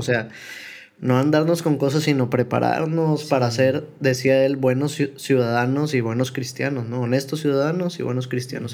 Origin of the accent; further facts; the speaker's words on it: Guadalupe, Nuevo León, Mexico; also born or lived in Apodaca / Monterrey / Tamaulipas; Tengo que enorgullecerme de ser de Apodaca por mucho tiempo, de Guadalupe